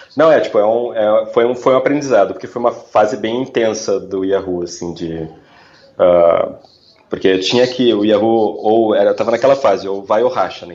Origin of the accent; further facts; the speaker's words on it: Porto Alegre, Rio Grande do Sul, Brazil; moved away as an adult; eu sou originalmente de Porto Alegre, então eu trabalhava em agências em Porto Alegre